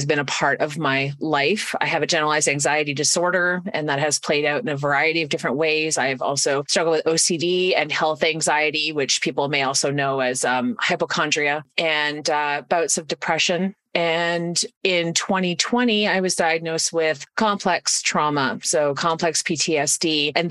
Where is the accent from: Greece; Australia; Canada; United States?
Canada; I'm from Canada. I do a lot of my work in Canada.